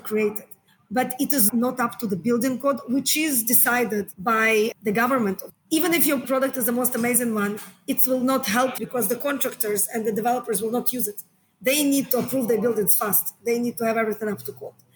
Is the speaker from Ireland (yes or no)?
no; Israel; moved away as an adult; also born or lived in United States; now in Hong Kong; So I'm from Israel originally. I've been living in Hong Kong now for 13 years.